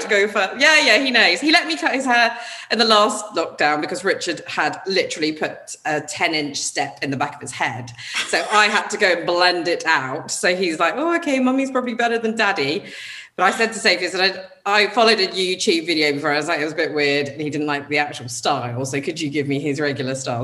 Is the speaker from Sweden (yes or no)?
no; United Kingdom; as British people